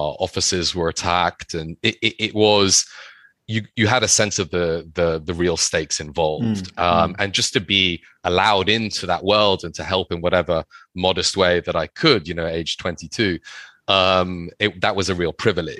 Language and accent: English; London, United Kingdom; my mother's Thai, and I grew up in London